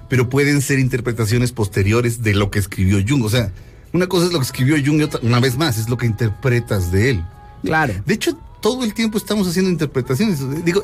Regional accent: Mexico

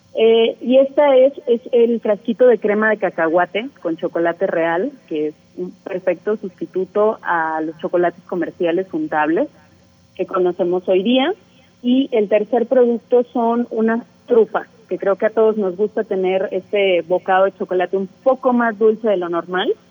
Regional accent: Mexico; como mexicanos tenemos esta disociación con el cacao

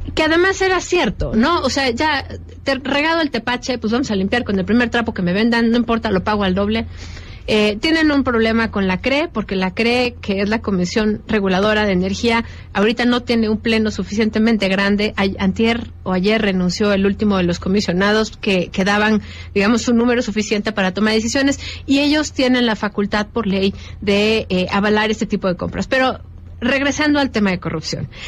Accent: Mexico

